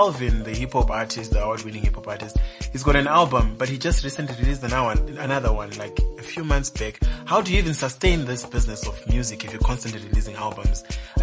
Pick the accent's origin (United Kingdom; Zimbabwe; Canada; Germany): Zimbabwe; we're hustlers, right, in Zimbabwe.